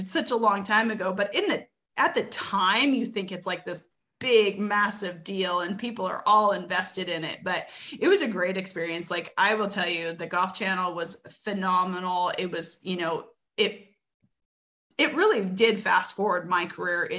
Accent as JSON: {"language": "English", "town": "Edmonton", "region": "Alberta", "country": "Canada", "tie": "born or raised there", "also_born_or_lived": "Westlock, Alberta / Arkansas", "moved": "as an adult", "said": "I'm originally from Edmonton, Alberta. I came down to college in 2002 or three"}